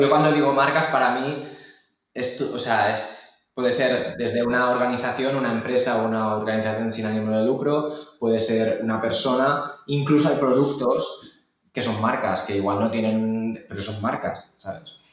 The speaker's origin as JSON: {"language": "Spanish", "town": "Barcelona", "region": "Catalonia", "country": "Spain", "said": "yo soy de Barcelona"}